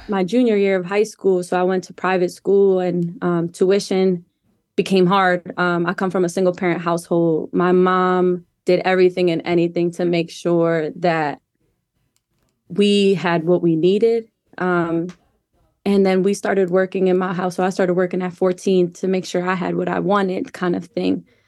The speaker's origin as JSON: {"language": "English", "town": "Wilmington", "region": "Delaware", "country": "United States", "tie": "born or raised there", "also_born_or_lived": "Colorado", "moved": "as an adult", "said": "I grew up in Wilmington, Delaware"}